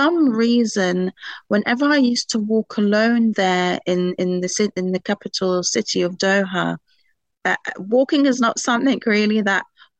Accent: United Kingdom; moved away as an adult; now in Qatar; So for some reason, I'm British, so I'm used to walking everywhere. And it's something that I sort of never grew out of, even when I moved to Qatar from the UK.

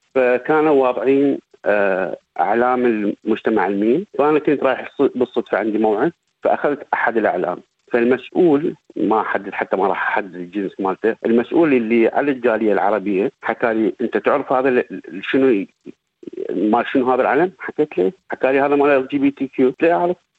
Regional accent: southern Iraq, Iraq; moved away as an adult; also born or lived in Baghdad, Iraq / Syria / Jordan; now in Victoria, Australia; أنا من مواليد آه، جنوب العراق

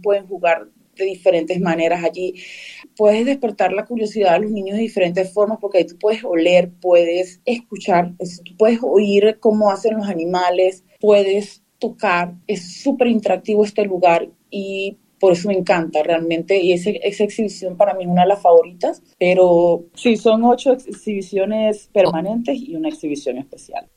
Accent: Venezuela; now in Perth, Australia; yo soy de Venezuela

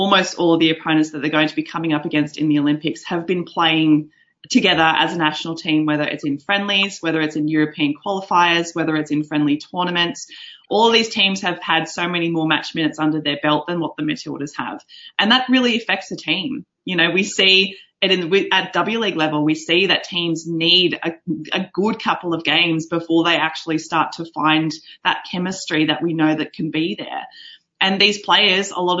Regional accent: Australia; I am an Australian

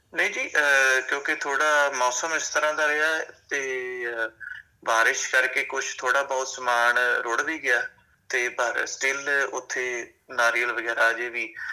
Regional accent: Punjab, India; now in Australia; ਅਸੀਂ ਪੰਜਾਬ ਦੇ ਜੰਪਲਾਂ

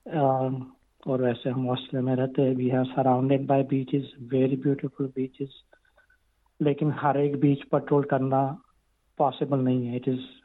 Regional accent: Gujarat, India; moved away as an adult; now in Australia; मैं गुजरात से आया था

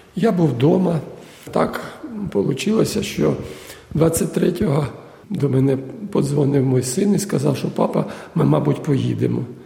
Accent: Kharkiv, Kharkiv Oblast, Ukraine; moved away as an adult; now in Melbourne, Australia; Я із Харкова. Я приїхав у Мельбурн 28 квітня 22 е, го року.

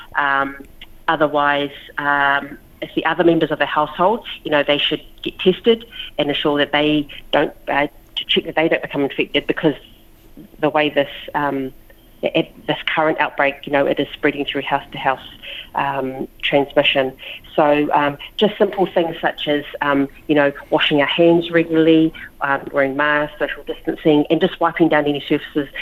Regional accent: Lower Hutt, Wellington, New Zealand; moved away as an adult; now in Australia; I was born in Wellington, yeah, Lower Hutt, Wellington, uh, New Zealand, but my parents um, are born in uh, Samoa

